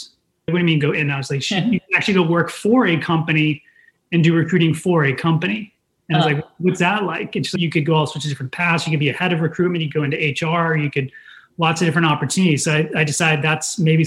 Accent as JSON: {"language": "English", "town": "Dedham", "region": "Massachusetts", "country": "United States", "tie": "born or raised there", "said": "I grew up outside of Boston in Dedham, Massachusetts"}